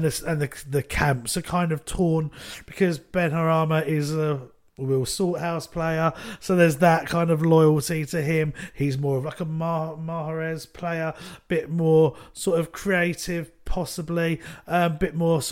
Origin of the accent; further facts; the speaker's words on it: Ireland; Yeah, possibly. Although Celtic, as an Irishman...